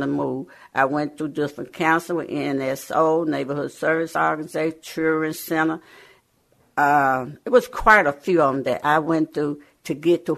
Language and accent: English; the South, United States; moved away; I'm from the South. We were sharecropper.